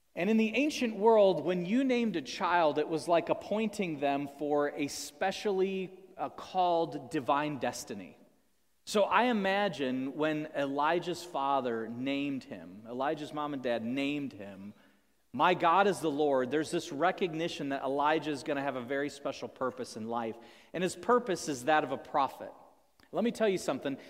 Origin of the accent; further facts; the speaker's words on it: United States; as American people